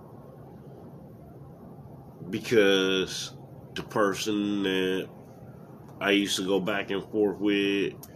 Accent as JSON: {"language": "English", "country": "United States", "said": "my home country, United States"}